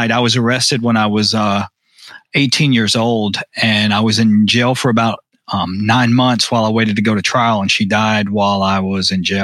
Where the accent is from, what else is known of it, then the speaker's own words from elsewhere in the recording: Arkansas, United States; also born or lived in Texas / Tennessee / Mississippi / Louisiana; I was born in Arkansas, but I grew up all throughout the South: uh, Arkansas, Texas, Tennessee, Mississippi, Louisiana.